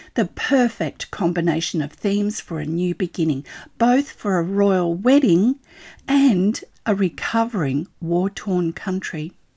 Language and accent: English; Australia; I'm an Australian textile artist